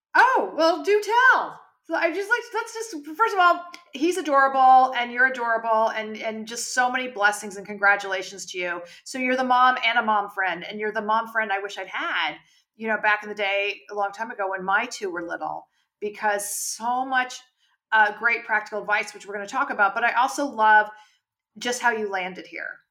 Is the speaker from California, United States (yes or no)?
yes; California, United States; now in New York, United States; I grew up in California